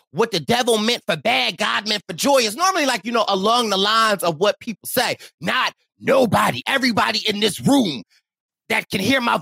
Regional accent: Athens, Georgia, United States; I'm from Athens. I'm from Athens too.

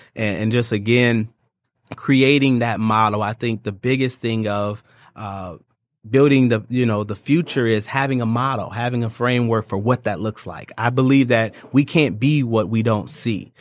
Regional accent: Ypsilanti, Michigan, United States; moved away as an adult; now in Detroit, United States; I'm from a little town called Ypsilanti, so it's right outside of Ann Arbor

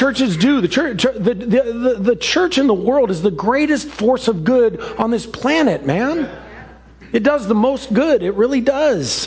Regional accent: Seattle, Washington, United States; The childhood home that I grew up in Ballard that was built in 1918

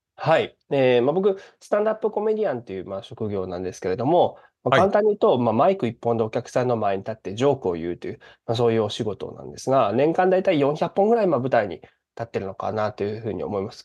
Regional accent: Japan; moved away as an adult; now in Chicago, United States; 日本で生まれ育っている

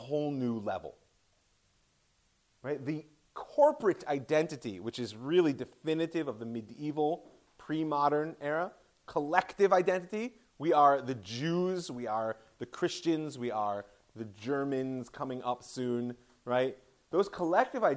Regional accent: Ohio, United States; I'm from Ohio, so Toledo University

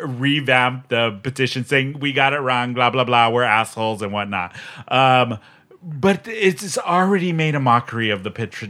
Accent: San Diego, California, United States; I grew up in San Diego, as you did too.

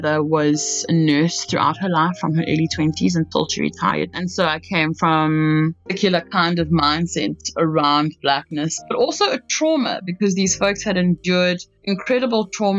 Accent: Port Elizabeth, Eastern Cape, South Africa; moved away as an adult; also born or lived in New York City; now in New York, United States; I am originally from Port Elizabeth, South Africa. I currently live in New York

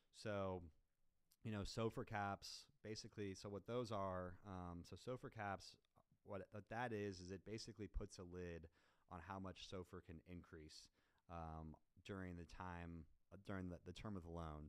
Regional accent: Kansas City, United States; also born or lived in Chicago, Illinois; now in Dallas, United States; I'm originally from Kansas City. Um, I've been in Dallas since 2014.

